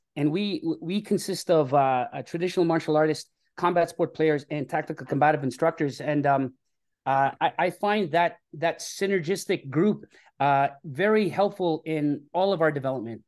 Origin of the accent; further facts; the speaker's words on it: Toronto, Ontario, Canada; I grew up in Scarborough, uh, which is a, a, a city here in Toronto.